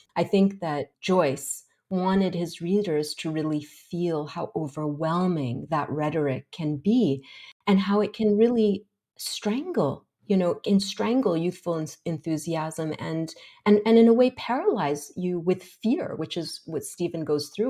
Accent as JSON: {"language": "English", "country": "Kuwait", "tie": "born or raised there", "said": "growing up in Kuwait"}